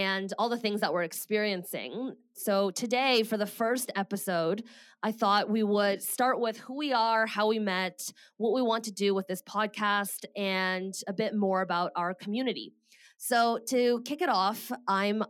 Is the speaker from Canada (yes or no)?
yes; Canada; moved away as an adult; also born or lived in Bay Area, California; I am Canadian and I moved to the Bay Area and found a job in tech